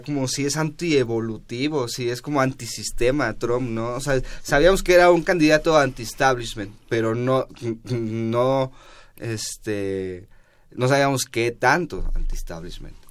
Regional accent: Mexico; nosotros como mexicanos o como latinoamericanos

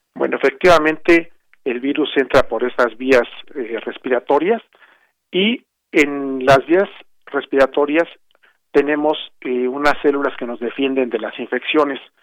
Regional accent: Mexico; como mexicanos

